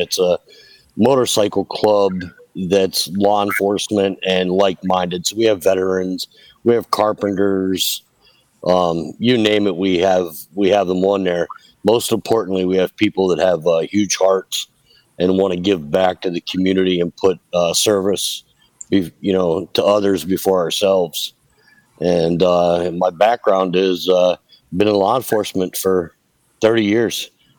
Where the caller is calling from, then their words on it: Naples, Florida, United States; from Naples, Florida.